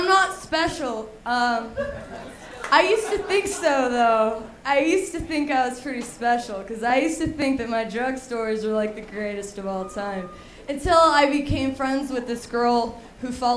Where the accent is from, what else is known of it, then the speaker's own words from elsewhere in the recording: Alabama, United States; I was raised in Alabama, you know, and I was the weird kid